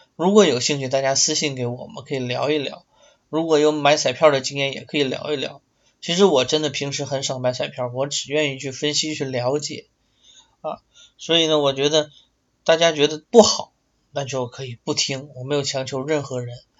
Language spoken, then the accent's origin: Chinese; Liaoning, China; 辽宁队辽小虎那支非常有冲劲儿的辽小虎，就是在我的家乡踢比赛